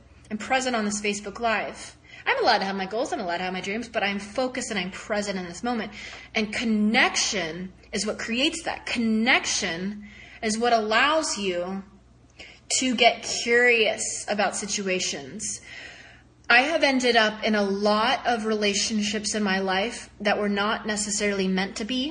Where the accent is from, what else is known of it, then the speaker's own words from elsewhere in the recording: the South, United States; I was raised in the South